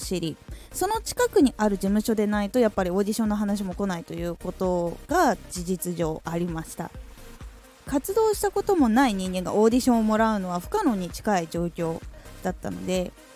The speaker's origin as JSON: {"language": "Japanese", "region": "Aomori", "country": "Japan", "tie": "born or raised there", "said": "青森出身"}